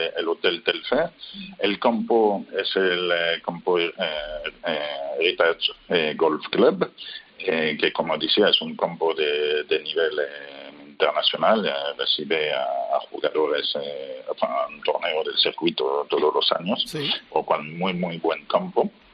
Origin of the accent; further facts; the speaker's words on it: France; Spanish is a second language; now in Spain; yo soy francés pero eh, vivo en España desde hace tiempo